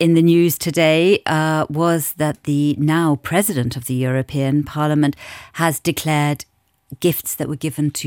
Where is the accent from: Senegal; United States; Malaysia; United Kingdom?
United Kingdom; now in Luxembourg; being British